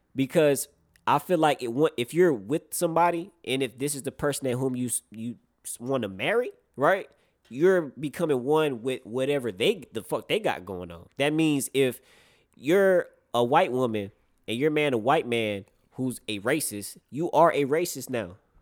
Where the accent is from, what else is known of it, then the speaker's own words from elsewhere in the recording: North Carolina, United States; I grew up in North Carolina